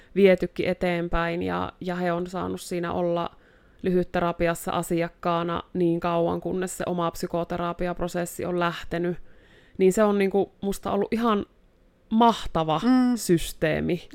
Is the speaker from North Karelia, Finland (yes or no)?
yes; Joensuu, North Karelia, Finland; moved away as an adult; also born or lived in Kontiolahti; now in Rovaniemi, Finland; täältä Joensuusta alun perin olen kotoisin ja Kontiolahdella syntynyt